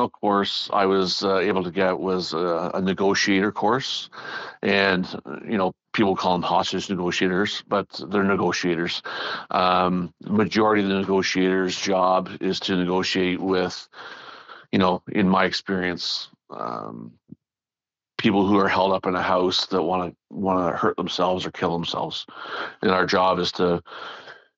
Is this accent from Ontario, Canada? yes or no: yes; near Toronto, Ontario, Canada; I'm from here